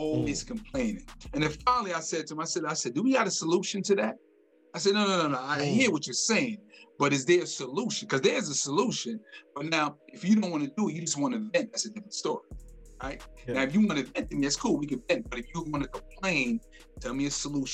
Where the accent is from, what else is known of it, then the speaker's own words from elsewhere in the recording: New York City, New York, United States; moved away as an adult; now in North Carolina, United States; I'm originally from Brooklyn, New York.